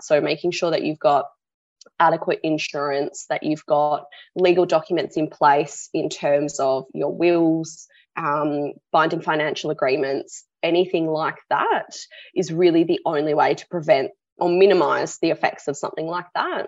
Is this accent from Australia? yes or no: yes; Sydney, New South Wales, Australia; now in Perth, Australia; I was born on Gadigal land